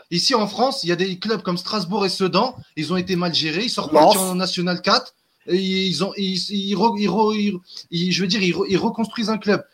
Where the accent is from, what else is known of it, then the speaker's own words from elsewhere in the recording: Algeria; chez nous en Algérie